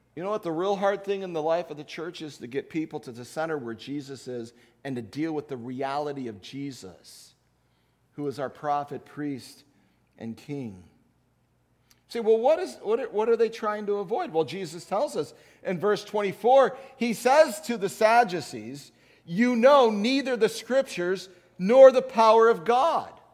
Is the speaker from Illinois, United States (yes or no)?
yes; Chicago, Illinois, United States; as a child growing up in Chicago in the nineteen sixties